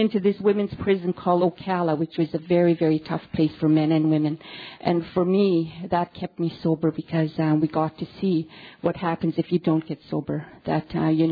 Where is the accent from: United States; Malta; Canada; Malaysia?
Canada; British Columbia; moved away as an adult; now in Yellowknife, Canada; I'm from a very remote reservation in BC, and I moved into the city